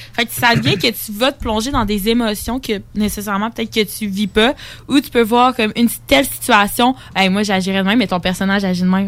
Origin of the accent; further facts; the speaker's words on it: La Pocatière, Quebec, Canada; je viens de l'Apocatière, dans le Bas-Saint-Laurent